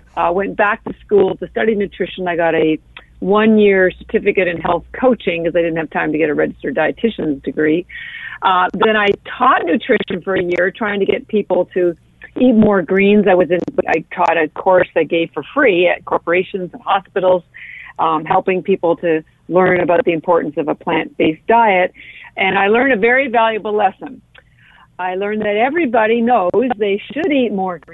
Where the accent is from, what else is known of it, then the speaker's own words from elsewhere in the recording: Canada; now in Boston, United States; I am Canadian. I live in Boston